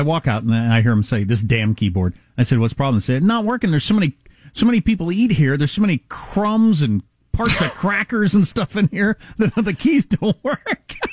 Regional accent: South Dakota, United States; moved away; I'm from South Dakota

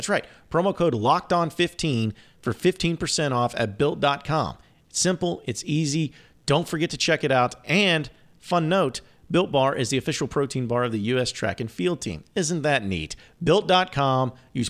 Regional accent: Fayetteville, Arkansas, United States; Well, and it was funny because I'm from Fayetteville and I grew up in Fayetteville, and I remember I think the first JJ's was in Rogers, maybe.

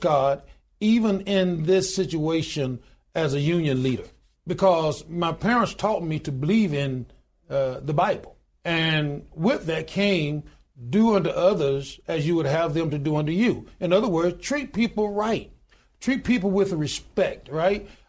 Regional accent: Goodwater, Alabama, United States; I was born in a little small town in Goodwater, Alabama, population twelve hundred and ninety-two today.

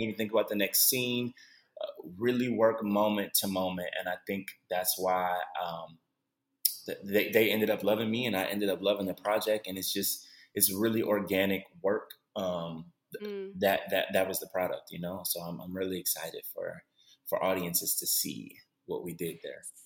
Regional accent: Cleveland, Ohio, United States; moved away as an adult; now in Los Angeles, United States; I'm born and raised in Cleveland, Ohio

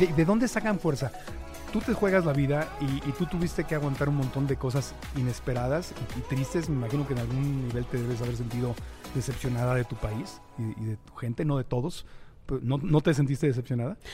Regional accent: Mexico; como mexicano

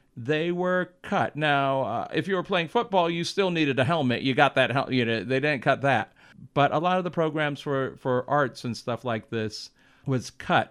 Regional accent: Los Angeles, California, United States; also born or lived in Defiance, Ohio; I've lived in, uh, L A since I was seven. I lived in West Hollywood, in Hollywood, uh, since I was seven years old

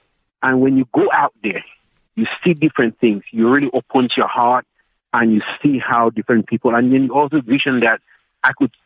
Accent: Cameroon; moved away as an adult; also born or lived in Maryland, United States; now in South Africa; I was born in Cameroon. I grew up there in a little town, in basically a little village.

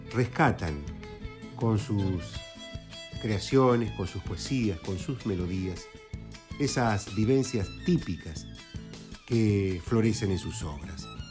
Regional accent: Quimilí, Santiago del Estero, Argentina; cuando viví en la profundidad del monte santiagueño allá en mi kimili natal

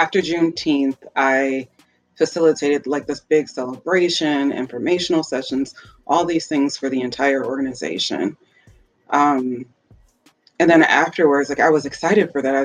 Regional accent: Minnesota, United States; I am actually from Minnesota

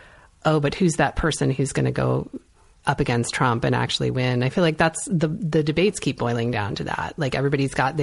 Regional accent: East Hartford, Connecticut, United States; moved away; I'm from East Hartford, Connecticut

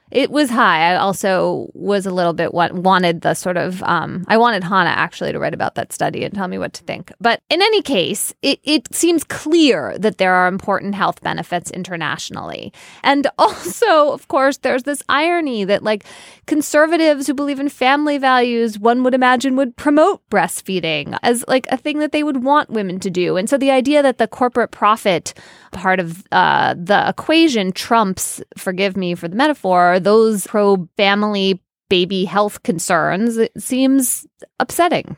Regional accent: United States; as American women

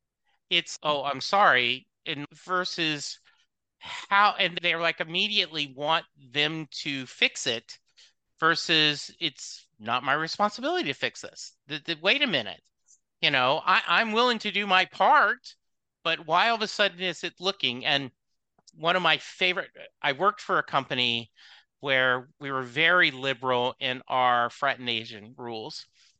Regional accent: Southern United States, United States; I was raised in the South.

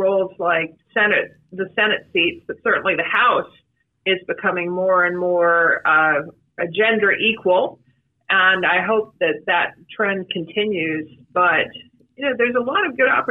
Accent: Palm Beach County, Florida, United States; I grew up in Palm Beach County. I went to Palm Beach Gardens High School

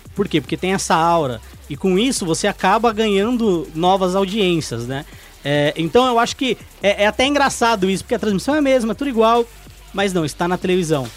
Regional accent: São Bernardo do Campo, São Paulo, Brazil; eu sou de São Bernardo, lá é, mano, é a Califórnia brasileira

